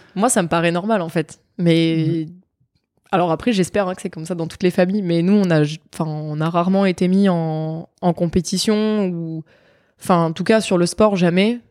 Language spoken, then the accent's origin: French; Nice, Provence-Alpes-Côte d'Azur, France; moved away as an adult; now in Bordeaux, France; je suis niçoise, j'ai grandi à Nice, j'ai été formée à Nice pendant euh, quasiment dix ans.